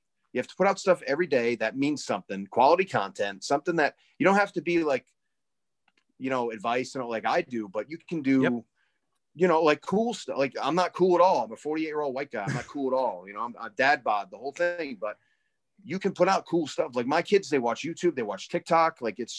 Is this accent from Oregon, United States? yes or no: no; Iowa, United States; You know, we're from Iowa. We're from here.